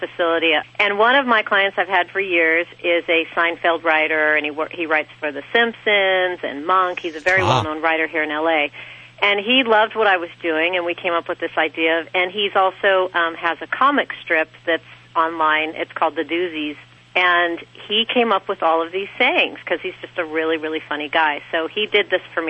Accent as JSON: {"language": "English", "town": "Sierra Madre", "region": "California", "country": "United States", "said": "I'm originally from Sierra Madre. We're near Pasadena"}